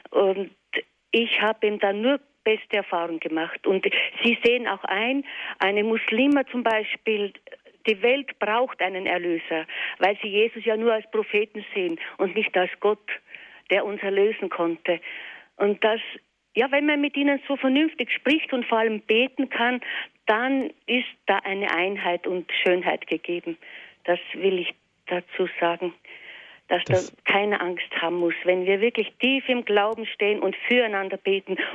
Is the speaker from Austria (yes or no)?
yes; Weiz, Styria, Austria; mit Moslems in meiner Heimatstadt Weiz